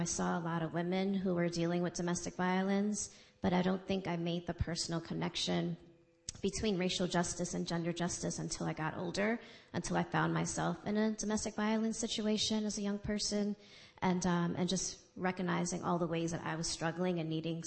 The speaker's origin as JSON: {"language": "English", "town": "New York City", "region": "New York", "country": "United States", "tie": "born or raised there", "said": "I grew up in the Bronx."}